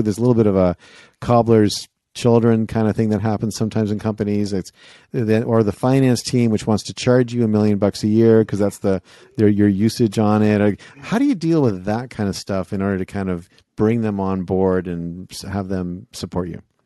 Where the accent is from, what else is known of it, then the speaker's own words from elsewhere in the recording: Canada; I'm from Canada